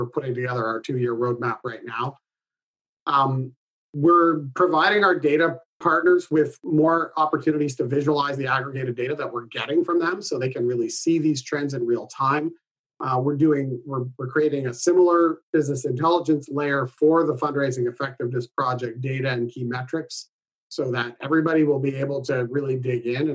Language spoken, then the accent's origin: English; Canada; I'm Canadian